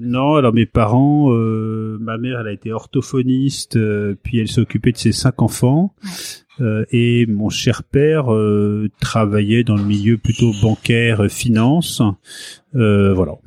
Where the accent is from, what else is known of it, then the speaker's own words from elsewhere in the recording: Paris, Île-de-France, France; also born or lived in Fécamp, Pays de Caux, Seine-Maritime / Cévennes; je suis né euh, à, Paris. Je suis un pur euh, Parisien. j'ai grandi dans un coin qui était la porte de Clichy à Paris